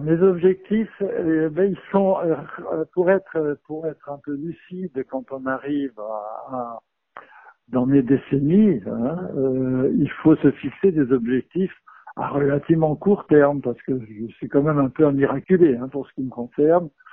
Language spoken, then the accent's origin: French; France; chez nous en France